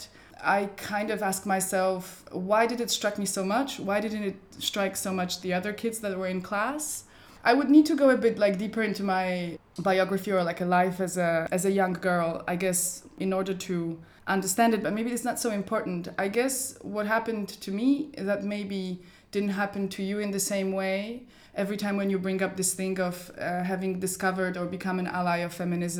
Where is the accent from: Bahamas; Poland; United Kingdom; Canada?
Poland; now in Berlin, Germany; it was a Polish history class because that's where I grew up in Poland